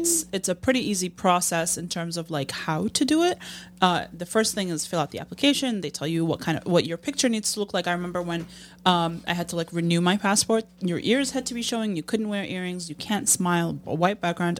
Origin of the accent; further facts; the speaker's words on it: Jordan; moved away as an adult; also born or lived in United States; now in Chicago, United States; Born and raised in Jordan till I was eighteen and I moved to the States